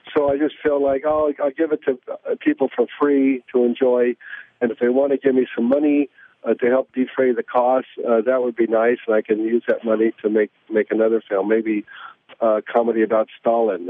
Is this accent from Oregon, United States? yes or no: yes; Oregon, United States; now in New York, United States; I'm from Oregon